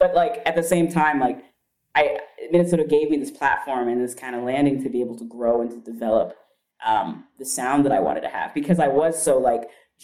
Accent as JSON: {"language": "English", "country": "Kenya", "also_born_or_lived": "Chicago", "moved": "yes", "said": "my blackness and my, you know, me being Kenyan"}